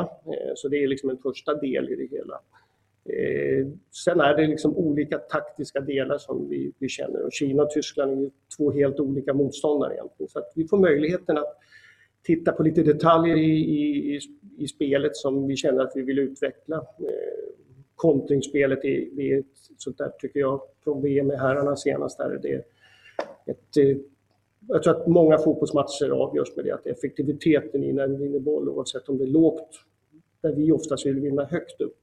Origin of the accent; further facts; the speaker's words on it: Sweden; also born or lived in Uppsala; jag är liksom svensk